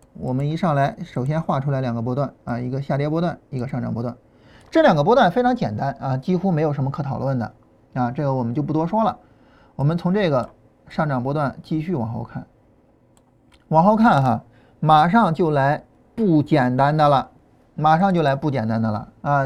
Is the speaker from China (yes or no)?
yes; Shan County, Shandong, China; accent: Shan County dialect; moved away as an adult; 我们老家话嘛，就山乡话。啊，这个跟河南话还是比较接近的。啊，我们，呃，就是山县那一块儿，啊，这个商丘那一块儿，呃，那个，那个菏泽那一块儿，嗯，距离这个河南的双丘，商丘很近。啊，然后我们那一块儿的话还是相对比较接近的。啊，包括安徽、江苏北部，啊，跟我们都比较接近